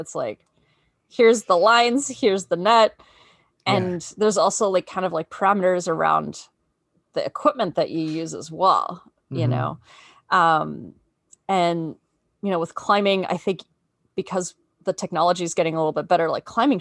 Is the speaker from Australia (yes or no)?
yes; Australia; moved away as an adult; now in United States; I grew up in Australia